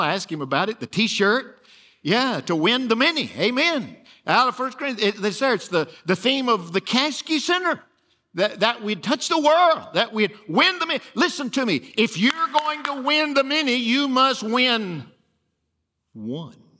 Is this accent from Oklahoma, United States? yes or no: no; Alabama, United States; also born or lived in Detroit, Michigan; We just went there to work for Chrysler for a few years and then came home to Alabama